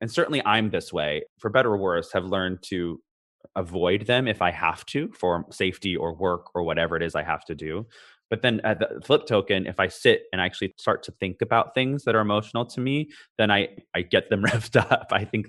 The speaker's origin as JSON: {"language": "English", "country": "Canada", "tie": "born there", "also_born_or_lived": "California, United States", "said": "born in Canada, lived in different places, California, wherever."}